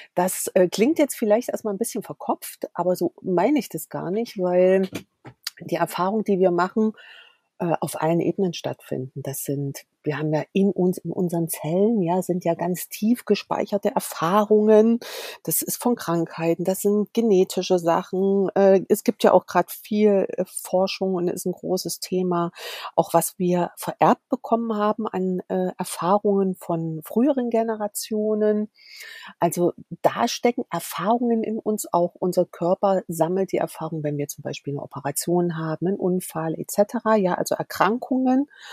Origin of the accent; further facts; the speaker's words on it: Erfurt, Thuringia, Germany; komme aus Thüringen, gebürtig aus Erfurt